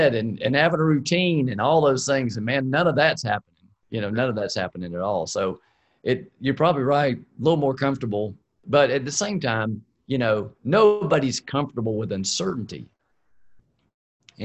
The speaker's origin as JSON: {"language": "English", "region": "South Georgia", "country": "United States", "tie": "born or raised there", "said": "when I was growing up down in South Georgia"}